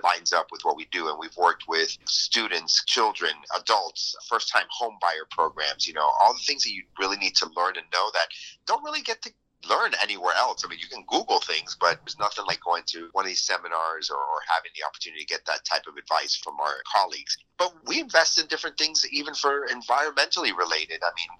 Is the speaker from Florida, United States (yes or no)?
yes; Miami, Florida, United States; I was born and raised in Miami, so I am a true Miamian, and I love the city